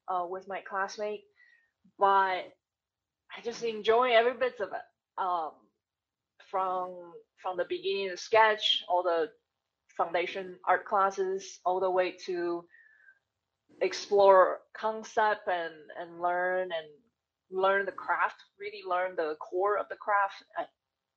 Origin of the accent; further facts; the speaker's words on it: Taiwan; English is a second language; moved away as an adult; growing up in Taiwan, my family wasn't wealthy